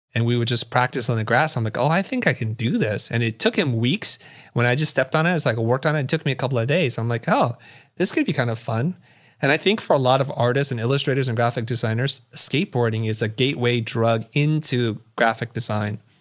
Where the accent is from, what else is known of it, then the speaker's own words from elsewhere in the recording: San Jose, California, United States; also born or lived in Saigon, Vietnam / Kansas City, Missouri; we're ultimately moved to San Jose, California. That's kinda where I grew up.